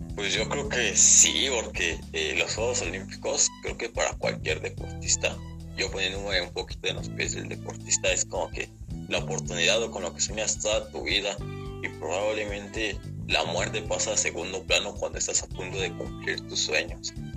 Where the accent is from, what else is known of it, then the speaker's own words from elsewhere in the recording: Mexico; en México estamos muy mal